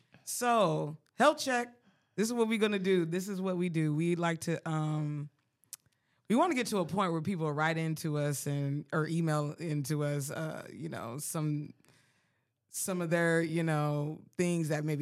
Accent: Colorado Springs, Colorado, United States; also born or lived in Frankfurt, Germany; I'm a military brat. I was born in Frankfurt, Germany, and was raised in Colorado Springs, Colorado. Lived on base for a little while

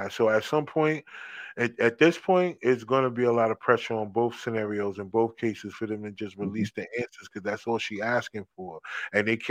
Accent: New Jersey, United States; I'm from Jersey.

